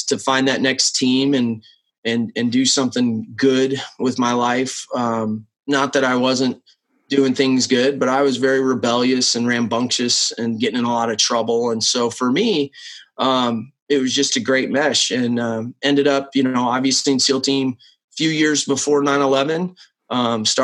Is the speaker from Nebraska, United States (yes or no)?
yes; Nebraska, United States; I grew up in Nebraska. Small town of 25,000 for Nebraska